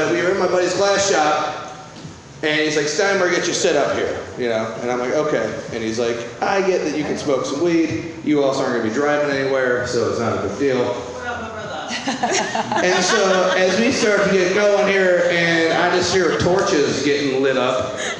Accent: Midwest, United States; I'm from the Midwest

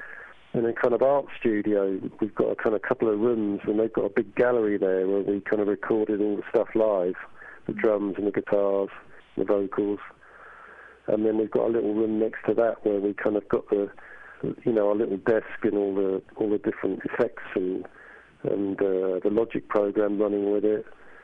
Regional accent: England, United Kingdom; Growing up in England, which was a very bleak sort of place in the 70s

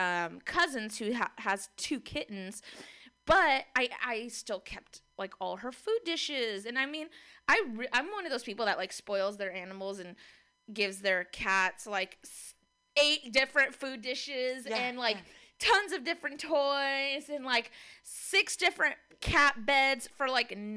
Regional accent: San Francisco, California, United States; I'm born and raised in San Francisco.

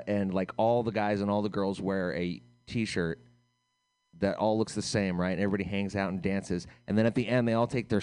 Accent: United States

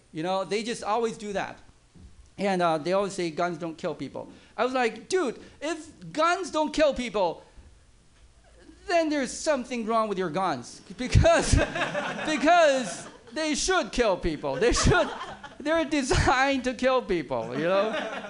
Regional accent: East Coast, United States; now in San Francisco, United States; A lot of liberal people, and I have friends who I came from East Coast.

